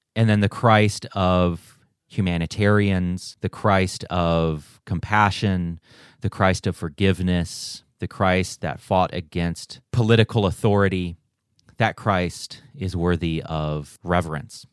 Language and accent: English; United States; also born or lived in Taiwan; I was raised in a missionary setting here in the States